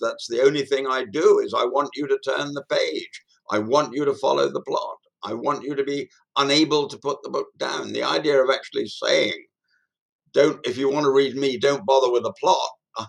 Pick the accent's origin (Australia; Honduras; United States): Australia; It is, as you will rightly press me on as an Australian, unelected.